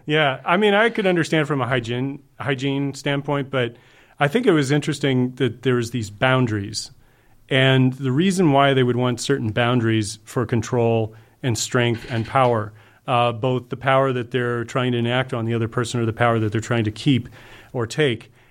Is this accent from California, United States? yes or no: no; Georgia and Kentucky, United States; moved away as an adult; also born or lived in Fort Lauderdale, Florida; now in Los Angeles, United States; I was born in Fort Lauderdale and I was raised in Georgia and Kentucky